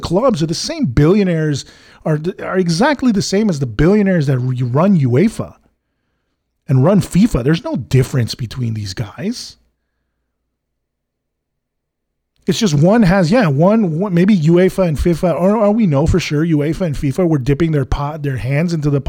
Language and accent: English; United States; I grew up in the States.